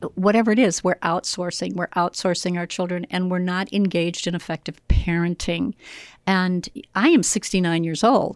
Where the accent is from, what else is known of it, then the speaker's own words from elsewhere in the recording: Joliet, Illinois, United States; I grew up here in Joliet, Illinois